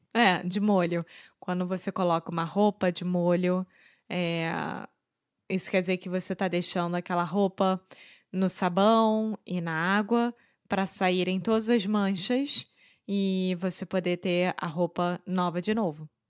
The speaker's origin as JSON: {"language": "Portuguese", "region": "Rio de Janeiro", "country": "Brazil", "accent": "carioca", "moved": "yes", "lives_now": "Portugal", "said": "Eu sou brasileira, carioca do Rio de Janeiro"}